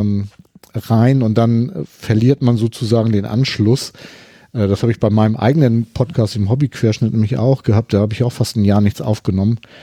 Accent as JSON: {"language": "German", "region": "Hamburg", "country": "Germany", "said": "ich komme ja aus Hamburg"}